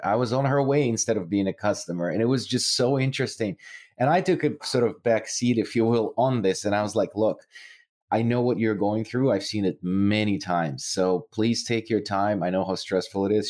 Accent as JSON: {"language": "English", "country": "Ukraine", "tie": "born or raised there", "moved": "yes", "said": "I'm originally from Ukraine"}